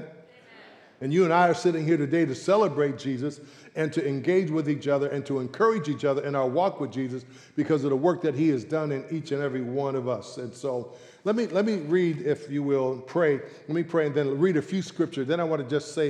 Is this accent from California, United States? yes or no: yes; San Francisco, California, United States; born and raised in San Francisco.